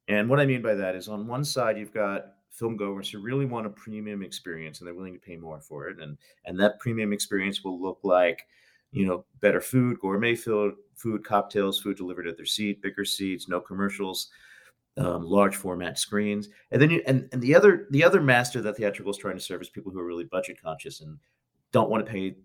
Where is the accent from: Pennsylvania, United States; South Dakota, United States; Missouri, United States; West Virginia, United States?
Pennsylvania, United States; Philadelphia; You know, I'm from Philadelphia.